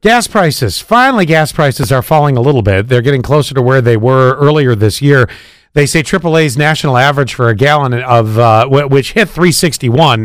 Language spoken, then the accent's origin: English; Buffalo, New York, United States; I grew up in Buffalo